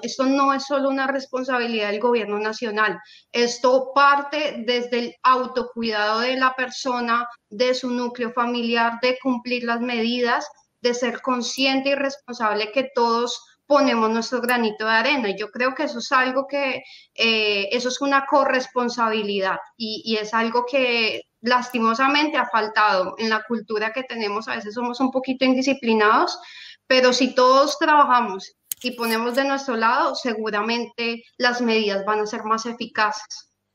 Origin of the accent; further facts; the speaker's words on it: Colombia; nosotros como colombianos lo hemos vivido